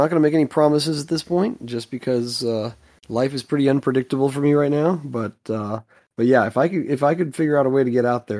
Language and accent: English; Texas, United States; speaking as a Texan and someone who does like shooting